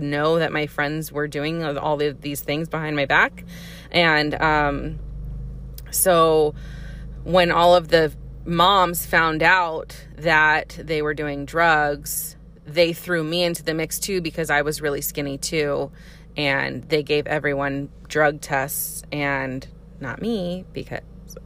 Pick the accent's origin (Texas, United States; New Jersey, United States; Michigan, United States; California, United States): California, United States; Santa Clarita; accent: Valley; I grew up in Santa Clarita